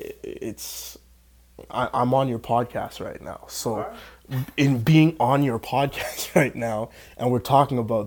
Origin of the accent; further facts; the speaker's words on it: Canada; I'm in Canada. I'm a Canadian guy.